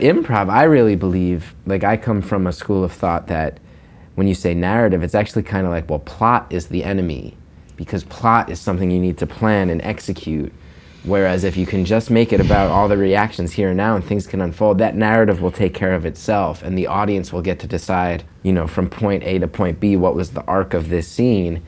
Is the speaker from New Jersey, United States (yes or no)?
yes; New Jersey, United States; now in New York, United States; growing up in North Jersey